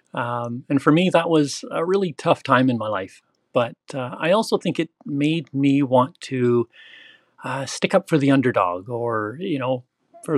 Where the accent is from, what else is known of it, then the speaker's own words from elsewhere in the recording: Southern Ontario, Canada; also born or lived in Brampton, Ontario; I grew up in Southern Ontario, Canada, and I now live in Brampton, just outside of Toronto.